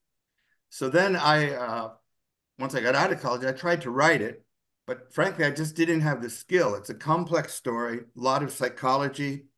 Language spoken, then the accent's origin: English; Newark, New Jersey, United States; also born or lived in Washington; I'm from Newark, New Jersey